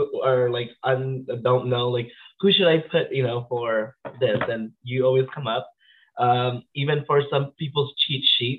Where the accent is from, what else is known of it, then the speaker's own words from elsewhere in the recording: Philippines; moved away; As a child, I grew up in the Philippines. I was born in the Philippines.